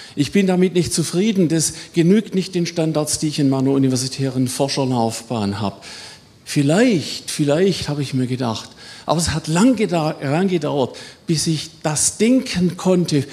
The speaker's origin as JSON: {"language": "German", "area": "Swabia", "region": "Baden-Württemberg", "country": "Germany", "accent": "Swabian", "said": "im allgemeinen schwäbischen Pietismus, das hört man ja, ne, wo ich herkomme"}